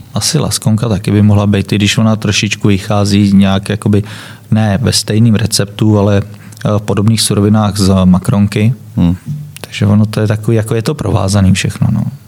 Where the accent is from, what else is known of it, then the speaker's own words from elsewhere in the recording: Czechia; also born or lived in Germany; now in Prague, Czech Republic; pocházíme oba z Českého ráje